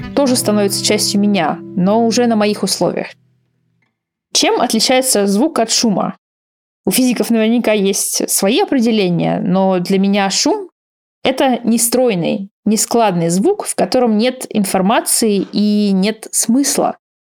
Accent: Russia; moved away; я из России

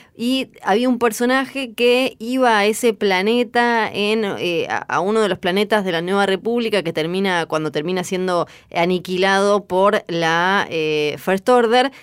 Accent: Argentina; Yo soy de Argentina

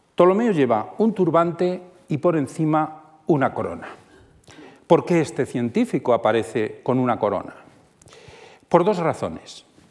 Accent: Toledo, Castilla-La Mancha, Spain; siendo toledano como soy

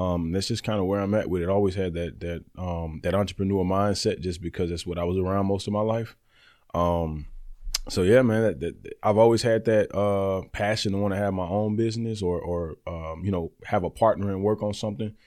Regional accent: Birmingham, Alabama, United States; also born or lived in Youngstown, Ohio; I'm from Birmingham, Alabama. I was originally born in Youngstown, Ohio

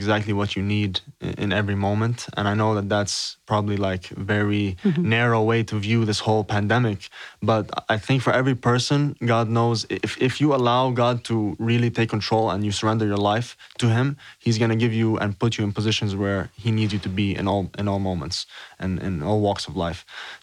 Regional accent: Beirut, Beirut Governorate, Lebanon; I'm from Beirut, Lebanon

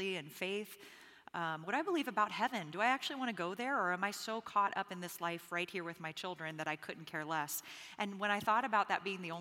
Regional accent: Bahamas; moved away; I'm originally from the Bahamas, and so I grew up predominantly under the prosperity gospel.

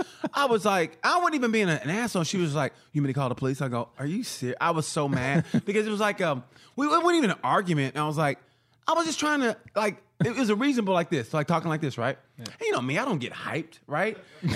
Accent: Knoxville, Tennessee, United States; I'm from Knoxville, Tennessee.

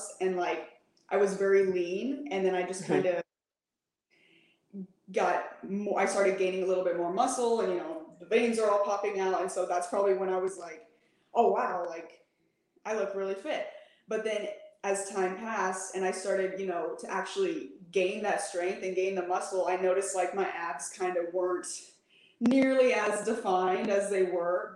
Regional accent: Midwest, United States; also born or lived in Michigan, United States / St. Louis, Missouri, United States / Illinois, United States; now in San Antonio, United States; The Midwest. I was born in Michigan. I lived in St. Louis for about 10 years and then Illinois for 2 years

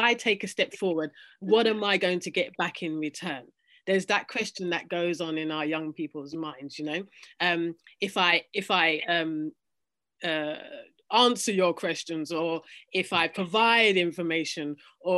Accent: London, United Kingdom; myself growing up in London

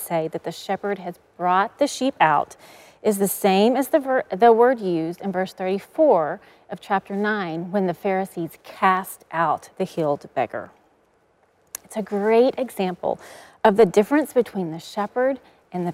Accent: East Texas, United States; I grew up in East Texas, and growing up, we always had a herd of cows.

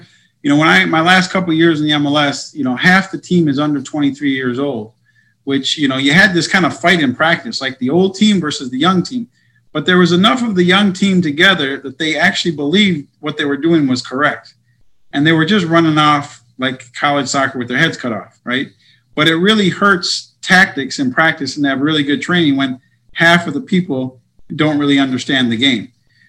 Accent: United States; And especially being American.

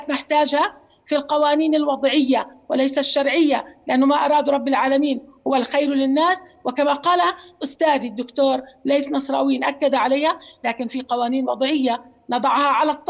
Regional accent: Jordan; نجلس معا نحن كاردنيين دوله ذات سياده عندنا دستور

